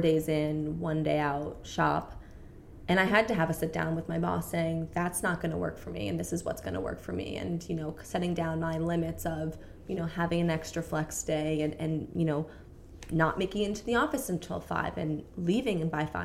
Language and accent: English; New York, United States; moved away as an adult; now in London, United Kingdom; we were in New York, which is where I'm from